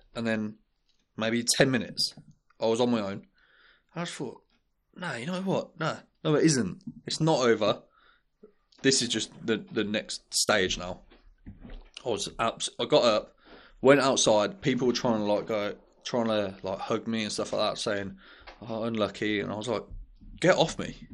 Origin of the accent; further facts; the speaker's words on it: Birmingham, West Midlands, United Kingdom; we're from, um, we're from Saint James, um, and King's Heath. Like, things were, we didn't have a lot of money growing up